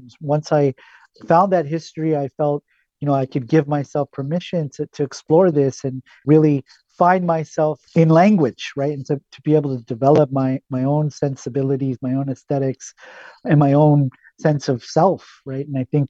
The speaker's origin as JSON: {"language": "English", "region": "California", "country": "United States", "tie": "born or raised there", "said": "You know, I grew up here in Southern California. And so, you know, I heard a lot of Spanish, a lot of Barrio Spanish, right?"}